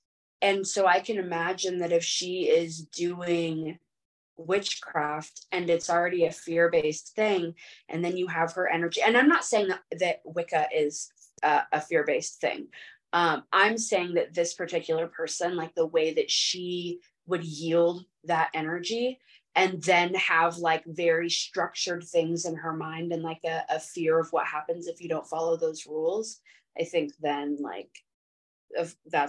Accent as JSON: {"language": "English", "region": "California", "country": "United States", "tie": "born or raised there", "said": "So no surprise, like I'm from California, and it's just so different there. And like everybody has different like religions, different, even growing up in the mountains like I did."}